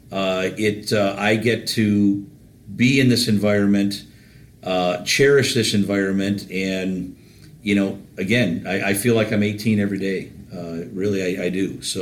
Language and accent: English; Detroit, Michigan, United States; also born or lived in Plymouth, Michigan; I grew up in Detroit, born in Detroit.